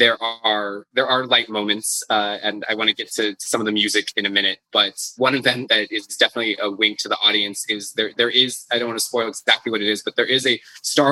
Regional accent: United States; as an American

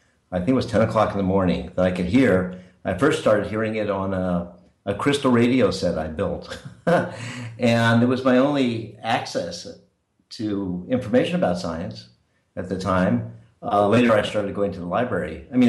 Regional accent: San Francisco, California, United States; That's right. And my family came to San Francisco around 1900, so we were there a long time.

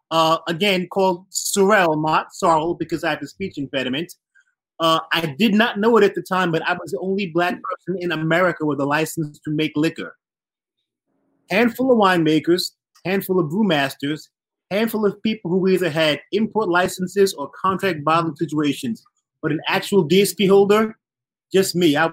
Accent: Barbados; I'm from Barbados.

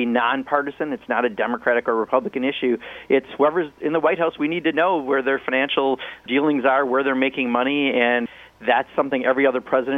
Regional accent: Kenosha, Wisconsin, United States; My hometown, Kenosha, Wisconsin

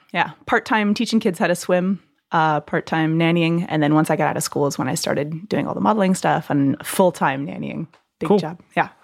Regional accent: Southern California, United States; moved away as an adult; also born or lived in Hawaii; now in New York, United States; I'm from California, Southern California

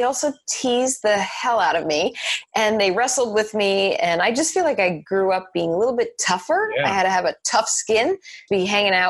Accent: New Jersey, United States; I've always been in New Jersey, born and raised.

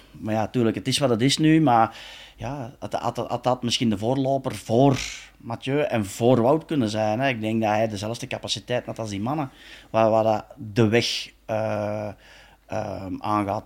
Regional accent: Belgium; we als Belgen

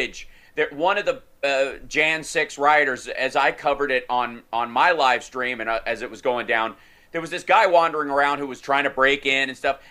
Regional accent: Kentucky, United States; growing up in Kentucky

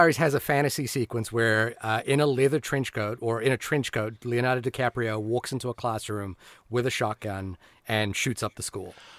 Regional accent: New Zealand; as a New Zealander

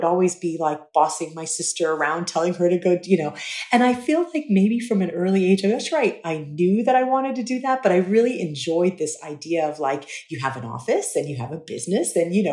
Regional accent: Dubai, United Arab Emirates; I grew up in Dubai

